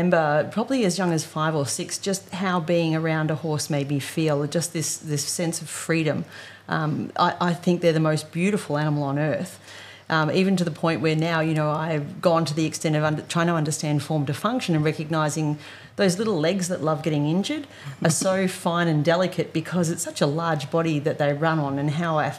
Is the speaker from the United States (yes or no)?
no; Wonga Park, Victoria, Australia; From Victoria. So we grew up in Wonga Park.